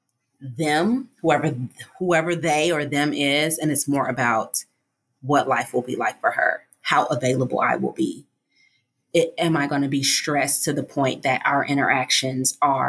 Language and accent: English; Chicago, Illinois, United States; also born or lived in Hawaii; now in Baltimore, United States; I'm actually from Chicago originally